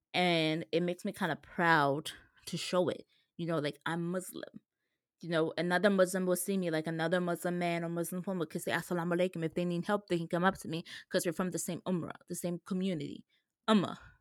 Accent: New York, United States; a woman from New York

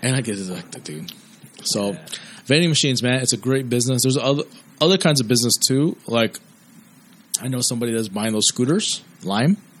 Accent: United States; been born and raised in America

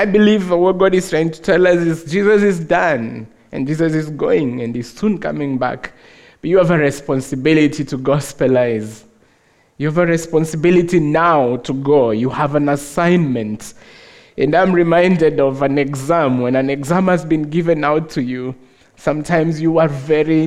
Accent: Nairobi, Kenya; I'm from Africa, of course, from Kenya, Nairobi.

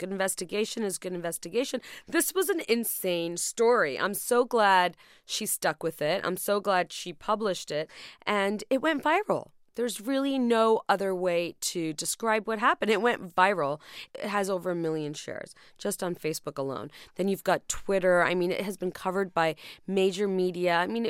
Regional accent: Dhaka, Dhaka Division, Bangladesh; moved away; I'm from Dhaka

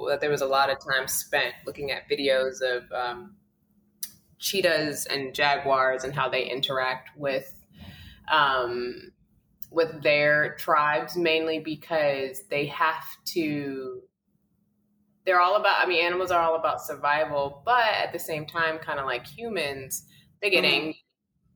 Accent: New York City, New York, United States; a kid who grew up in Brooklyn. I'm from Coney Island. I grew up in the projects

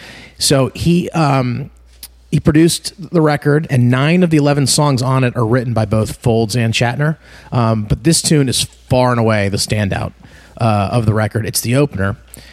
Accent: United States; I'm an American.

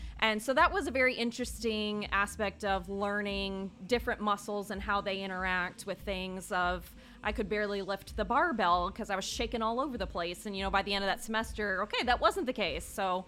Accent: Illinois, United States; So I am originally from a quite a large, I think, suburb outside of Chicago. Yeah. So hence no Southern accent on this one.

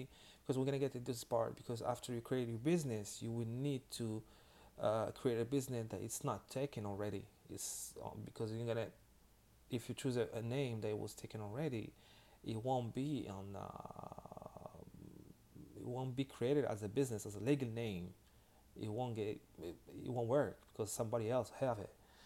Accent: Miami, Florida, United States; I'm from Miami

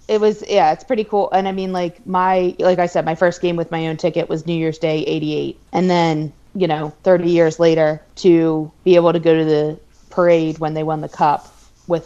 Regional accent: New Jersey, United States; I was born in Jersey

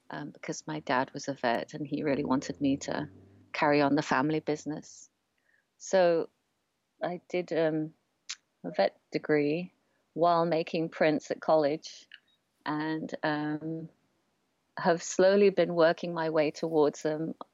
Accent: Oxford, South East England, United Kingdom; now in London, United Kingdom; I'm an artist printmaker living in London. And um, my parents are from Malaysia and Singapore. I was born in Oxford and I grew up in this kind of amazing, beautiful university town, feeling like a little bit like an outsider in my home country.

